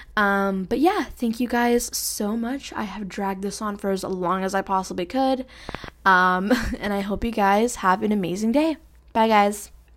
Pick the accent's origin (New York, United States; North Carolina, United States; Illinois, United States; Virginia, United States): New York, United States; New York City; Jackson Heights, Queens, New York. Like, I grew up there